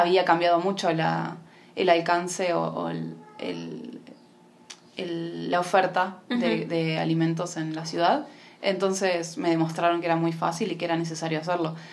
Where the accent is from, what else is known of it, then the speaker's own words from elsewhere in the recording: Argentina; now in Mar del Plata, Argentina; soy de Argentina, de Mar del Plata